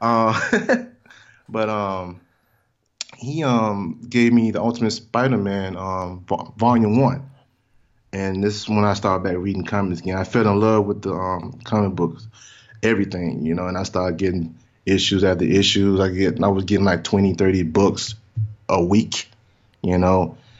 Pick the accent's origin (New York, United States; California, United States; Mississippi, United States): Mississippi, United States; moved away; I'm from Mississippi originally